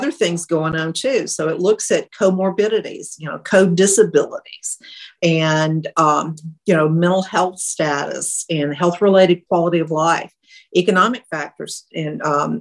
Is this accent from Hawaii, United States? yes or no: no; Louisiana, United States; I'm from Louisiana